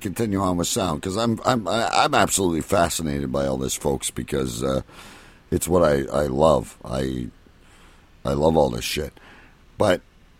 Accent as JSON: {"language": "English", "country": "Canada", "said": "and I'm a Canadian"}